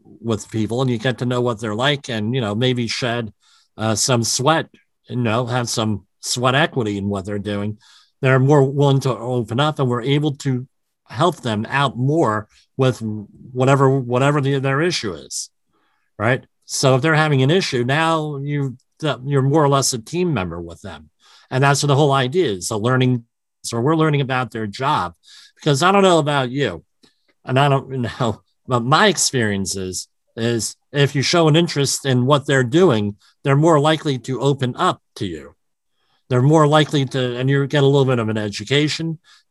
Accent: New Jersey, United States; I'm from the New Jersey area, which is right across the river from New York

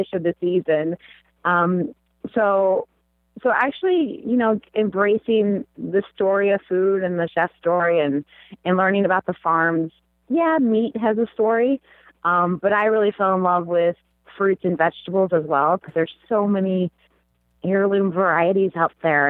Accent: Kentucky, United States; I grew up in Kentucky

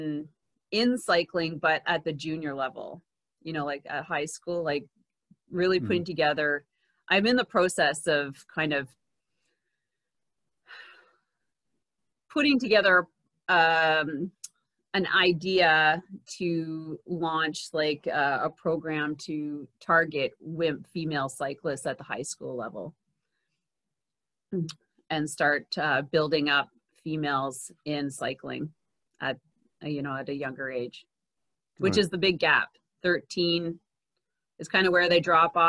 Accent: Quebec, Canada; first language English; I'm from Quebec. I'm an English Anglophone from Quebec. I do speak French.

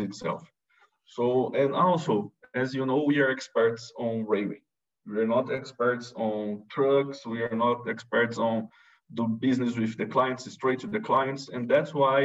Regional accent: Brazil; moved away; I'm come from from Brazil

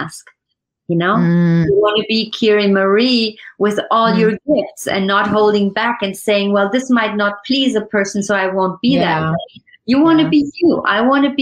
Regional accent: Germany; also born or lived in France; now in United States; I was born in Germany.

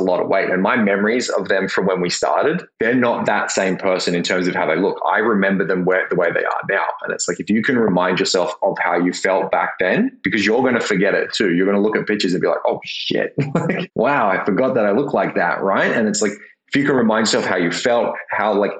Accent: Perth, Western Australia, Australia; growing up in Perth

